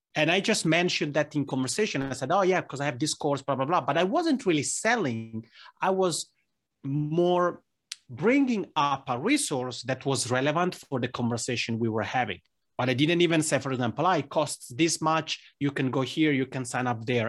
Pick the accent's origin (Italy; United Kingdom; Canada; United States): Italy; accent: Italian ("Macaroni"); first language Italian; English is a second language; now in Helsinki, Finland; Italian, which is my mother tongue, as people may tell from this Macroni accent.